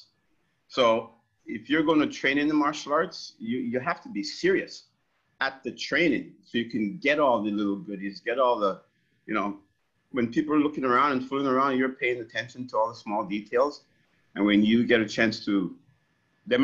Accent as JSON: {"language": "English", "country": "Jamaica", "moved": "yes", "lives_now": "Windsor, Canada", "said": "I'm Jamaican, 100% grade"}